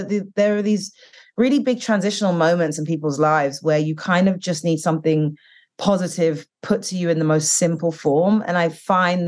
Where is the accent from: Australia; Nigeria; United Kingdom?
United Kingdom; moved away; growing up in the UK and being Black British and Caribbean